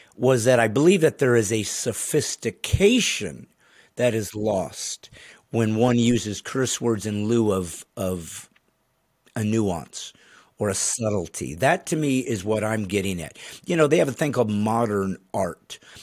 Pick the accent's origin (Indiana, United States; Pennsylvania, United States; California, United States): Indiana, United States; I remember growing up in Indiana